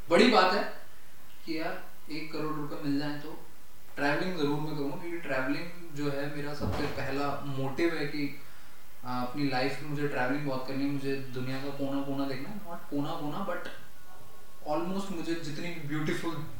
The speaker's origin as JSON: {"language": "Hindi", "town": "Alwar", "region": "Rajasthan", "country": "India", "moved": "yes", "lives_now": "Gurgaon, India", "said": "राजस्थान में एक छोटा सा जिला है नाम अलवर है उस जिले से हम बिलोंग करते हैं"}